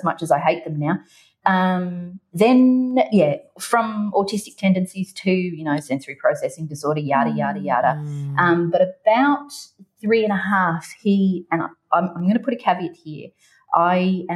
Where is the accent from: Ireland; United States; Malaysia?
Ireland; I was born in Ireland